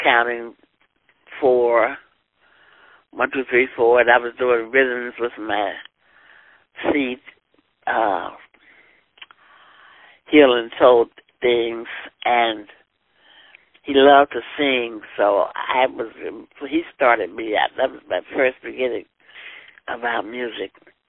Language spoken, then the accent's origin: English; Blackwell, Arkansas, United States; Okay, well, I was born in Blackwell, Arkansas, a little small village or hamlet about 50 miles northwest of Little Rock, Arkansas, going toward Oklahoma.